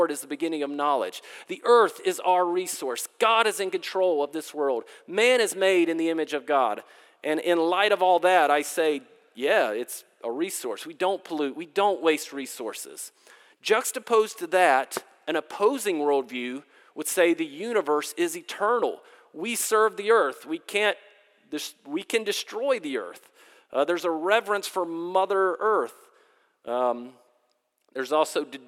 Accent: Durham, North Carolina, United States; moved away; I grew up in Durham, North Carolina

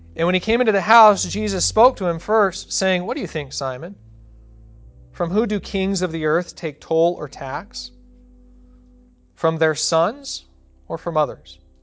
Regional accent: United States; as American

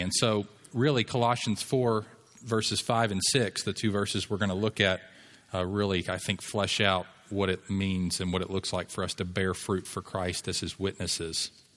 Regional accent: United States; I'm an American

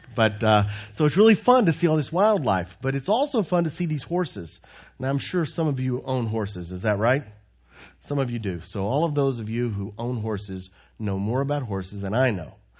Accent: Texas, United States; moved away as an adult; also born or lived in Croatia; growing up in Texas

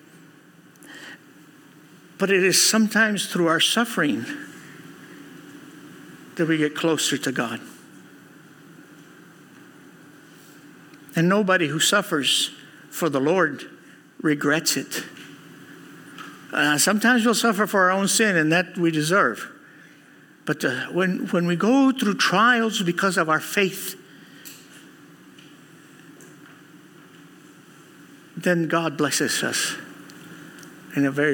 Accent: Houston, Texas, United States; Growing up in Houston, Texas, one of the worst schools in junior highs, because we were Christians.

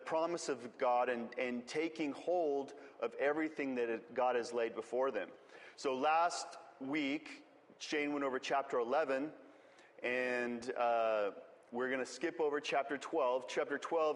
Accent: West Texas, United States; moved away; I'm from West Texas, for those of you all who don't know me, West Texas is a lot like Israel.

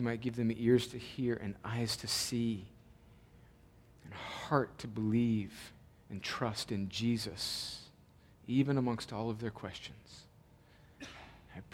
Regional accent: El Centro, California, United States; now in Columbus, United States; my hometown, El Centro, California

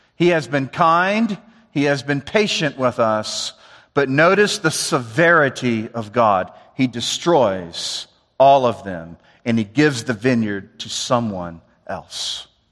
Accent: the South, United States; I'm from the South

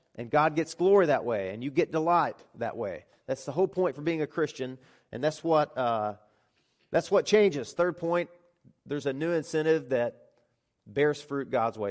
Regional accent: Arkansas, United States; moved away as an adult; also born or lived in Florida; nine hundred miles away from where I grew up. So I moved from Arkansas to Florida

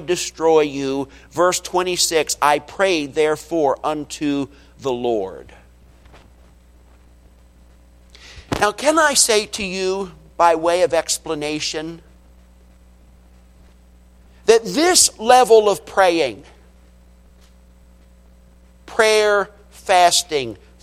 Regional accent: United States; we American Christians

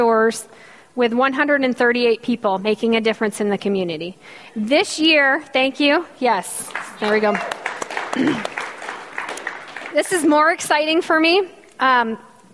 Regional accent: Michigan, United States; accent: Canadian; moved away; I'm from Michigan. If you can't tell by the strong Canadian accent that I speak with, yes, I'm from the North Country

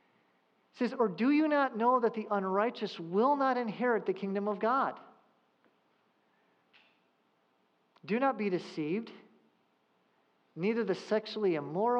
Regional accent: Southern California, United States; I grew up in Southern California

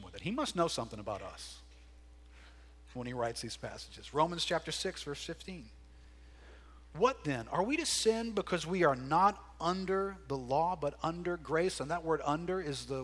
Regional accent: United States; we're more American than we are biblical

